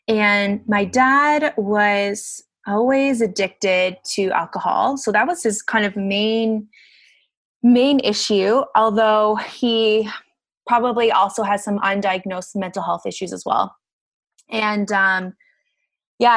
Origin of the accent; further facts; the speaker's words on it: Barrie, Ontario, Canada; now in Guelph, Canada; I grew up in Barrie, Ontario